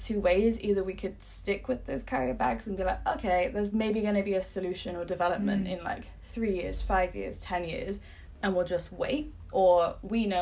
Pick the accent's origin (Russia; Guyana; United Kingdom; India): United Kingdom; England; moved away as an adult; now in Copenhagen, Denmark; I'm from England and I moved to Copenhagen for Gani.